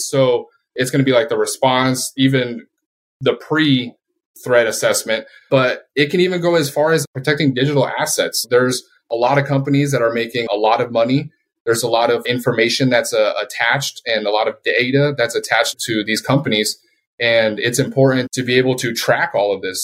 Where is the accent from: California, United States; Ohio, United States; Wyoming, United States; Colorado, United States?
Colorado, United States; moved away as an adult; also born or lived in Puerto Rico / Japan / Philippines / Guam; I was born in Puerto Rico, and I was raised in Colorado.